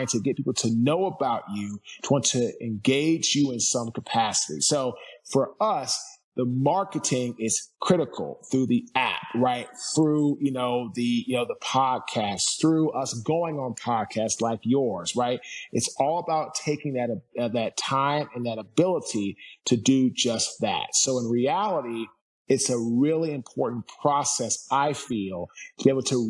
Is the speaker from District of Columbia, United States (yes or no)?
yes; Washington, District of Columbia, United States; now in Fuquay-Varina, United States; I'm from Washington, D.C. I now live in Fuquay, Barina, North Carolina